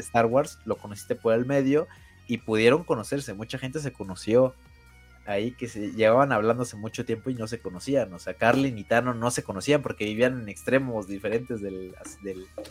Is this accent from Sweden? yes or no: no; Mexico; nosotros como mexicanos